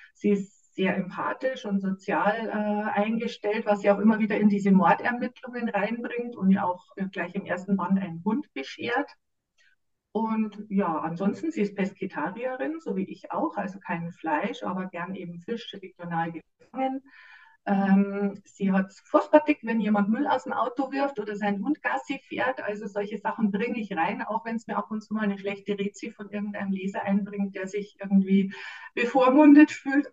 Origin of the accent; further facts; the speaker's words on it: Munich, Bavaria, Germany; moved away as an adult; now in Wasserburg am Inn, Germany; ich bin geborene Münchnerin, wobei damals waren wir schon immer in München